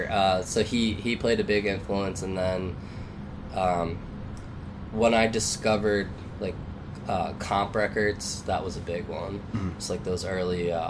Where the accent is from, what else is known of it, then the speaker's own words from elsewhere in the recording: Philadelphia, Pennsylvania, United States; I grew up in Northeast Philly